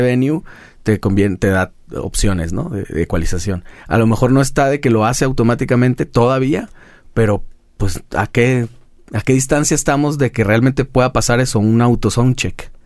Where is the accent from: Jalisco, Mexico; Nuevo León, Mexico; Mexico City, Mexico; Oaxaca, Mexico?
Jalisco, Mexico; Guadalajara; todavía conservamos eso en Guadalajara, como de pueblo grande